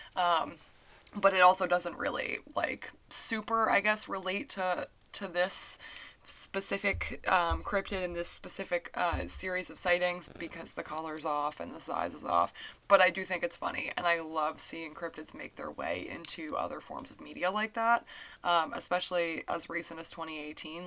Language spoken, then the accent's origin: English; New Hampshire, United States; growing up in New Hampshire